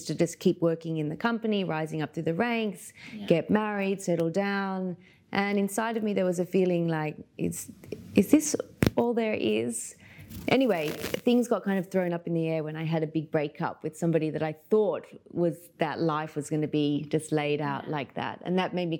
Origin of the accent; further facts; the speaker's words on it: Sydney, New South Wales, Australia; moved away as an adult; now in Dubai, United Arab Emirates; I was born in Sydney in Australia, so that's where I'm from originally, even though I've lived away from Australia for about 15 years now